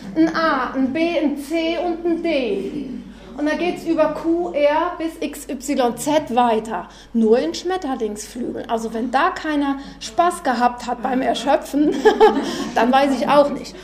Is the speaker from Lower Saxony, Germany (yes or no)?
no; Freudenberg, North Rhine-Westphalia, Germany; Ich komme aus Freudenberg, direkt an der A45